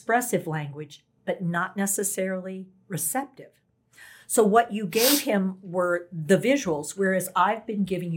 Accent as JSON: {"language": "English", "region": "North Carolina", "country": "United States", "said": "I'm from North Carolina"}